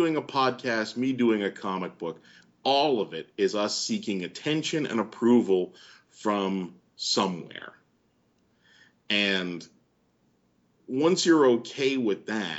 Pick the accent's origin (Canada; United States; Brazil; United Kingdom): Canada; And in most situations, I am very Canadian and I don't complain or anything.